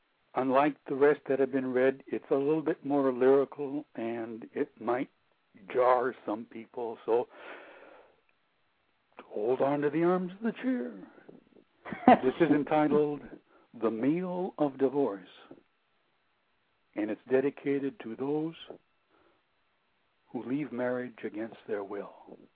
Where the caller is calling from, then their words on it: Sonoma, California, United States; This is Sonoma, up north.